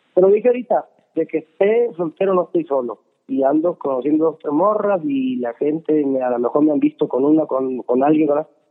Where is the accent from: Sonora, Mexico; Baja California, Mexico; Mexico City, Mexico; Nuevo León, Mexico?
Sonora, Mexico; moved away; de donde yo crecí en México, en Sonora